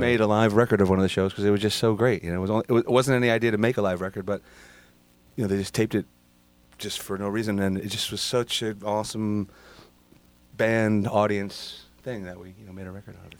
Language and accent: English; Massachusetts, United States; we're from Massachusetts.